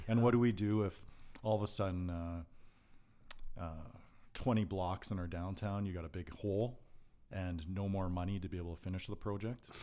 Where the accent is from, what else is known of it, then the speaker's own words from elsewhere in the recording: Calgary, Alberta, Canada; I grew up in East Calgary, in Dover, Forest Lawn